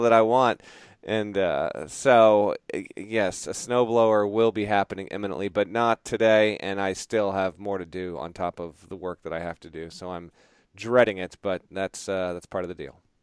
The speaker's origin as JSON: {"language": "English", "region": "Vermont", "country": "United States", "tie": "born or raised there", "moved": "yes", "lives_now": "Connecticut, United States", "said": "I grew up in Vermont and then I've lived in Connecticut for 17, 18 years now"}